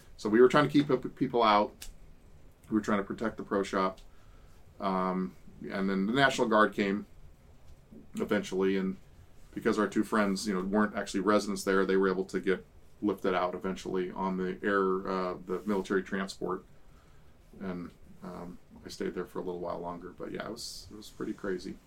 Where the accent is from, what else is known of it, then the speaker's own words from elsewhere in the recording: California, United States; we're from the West Coast, from California